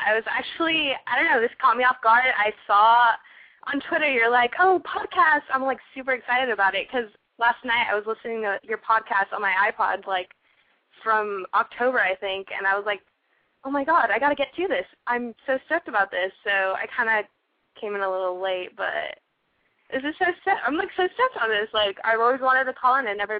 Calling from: Palm Springs, California, United States; Palm Springs.

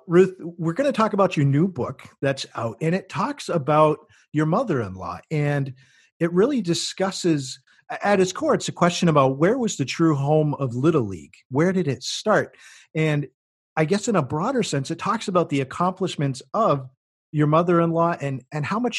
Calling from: Miami, Florida, United States; I'm calling from Miami, where the weather is always hot and humid.

